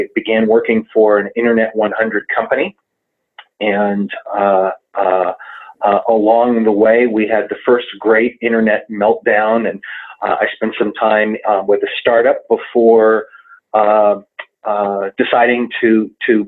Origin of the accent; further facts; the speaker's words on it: Southern California, United States; moved away as an adult; also born or lived in Brooklyn, New York; now in Denver, United States; I was born in Brooklyn. I grew up in Southern California